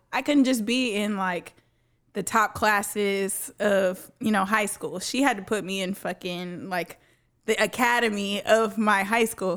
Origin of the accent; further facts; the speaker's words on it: Dallas, Texas, United States; Born and raised in Dallas